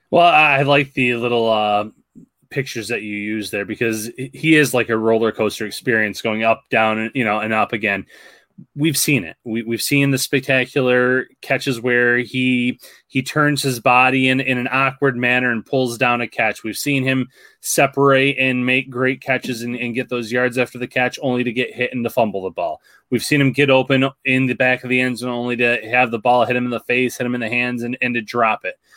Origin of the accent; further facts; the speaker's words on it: Salamanca, New York, United States; I'm from Salamanca, New York